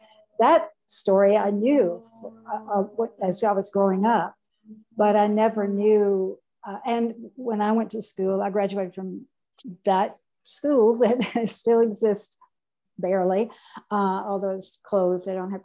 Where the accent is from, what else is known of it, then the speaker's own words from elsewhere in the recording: Rosedale, Mississippi, United States; I'm actually from Rosedale